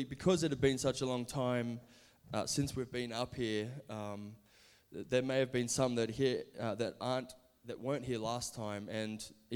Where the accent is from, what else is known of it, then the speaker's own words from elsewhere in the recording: Brisbane, Queensland, Australia; also born or lived in California; I'm from Brisbane, Australia, where we all live now